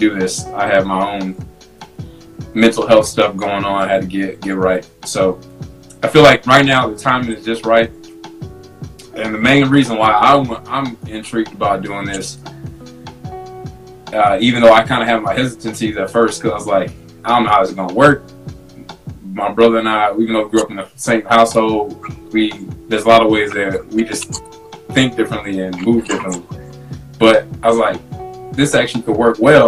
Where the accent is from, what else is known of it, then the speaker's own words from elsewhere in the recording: St. Louis, Missouri, United States; also born or lived in Germany; I was born in Germany, but we both grew up in St. Louis